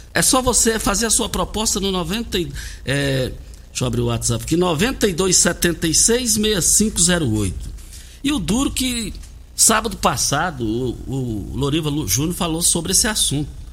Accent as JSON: {"language": "Portuguese", "country": "Brazil", "tie": "born or raised there", "said": "fomos criados juntos lá no Parque Bandeirantes"}